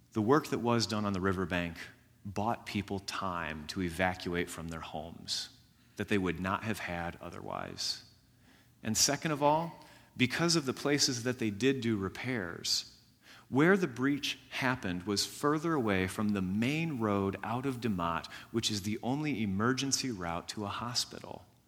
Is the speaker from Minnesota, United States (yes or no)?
no; Jasper County, Indiana, United States; I grew up in Jasper County, Indiana